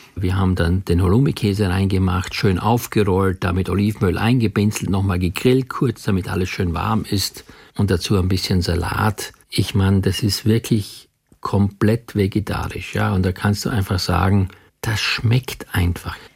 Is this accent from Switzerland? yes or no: no; Austria; moved away; ich komme ja gebürtig aus Österreich